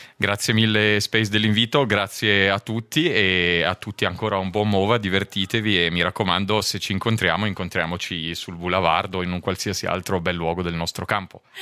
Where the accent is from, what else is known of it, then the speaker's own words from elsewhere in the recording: Tenero-Contra, Ticino, Switzerland; sono anche io ticinese